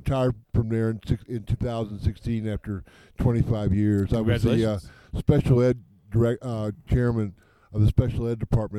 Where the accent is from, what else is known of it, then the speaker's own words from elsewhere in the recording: Amarillo, Texas, United States; moved away as an adult; also born or lived in South Dakota / Rhode Island; now in New Mexico, United States; Yeah, I was raised in Amarillo, went to the University of Texas